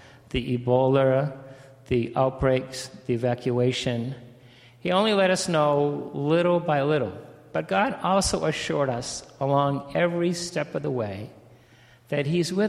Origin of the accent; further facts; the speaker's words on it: Cape Cod, Massachusetts, United States; moved away as an adult; also born or lived in Mali / Congo / Middle East; where I was raised in Cape Cod, everyone speaks and looks like me